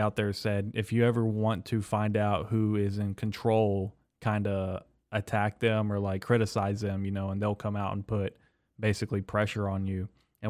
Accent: United States; not only as an American, but just as a human being

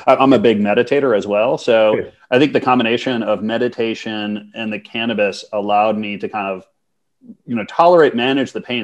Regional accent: Minnesota, United States; moved away as an adult; also born or lived in Montreal / New York; I'm, I'm U.S. citizen. So I grew up in Minnesota

